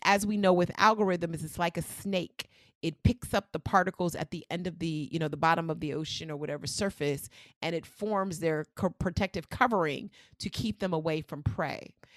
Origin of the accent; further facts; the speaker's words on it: New York, United States; I'm one of those people from New York